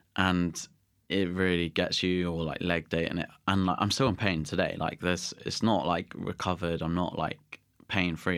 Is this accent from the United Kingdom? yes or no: yes; Somerset, South West England, United Kingdom; also born or lived in Guernsey; I was born in Guernsey, and then I moved to Somerset.